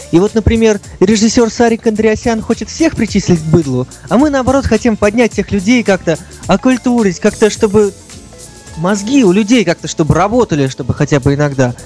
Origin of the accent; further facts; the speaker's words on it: Saint Petersburg, Russia; Я всю жизнь прожил в Петербурге, пока